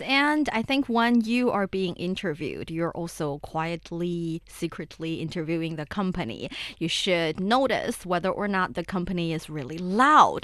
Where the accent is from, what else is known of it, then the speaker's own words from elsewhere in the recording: Shaanxi, China; my hometown, Shenxi Province, and also Shanxi Province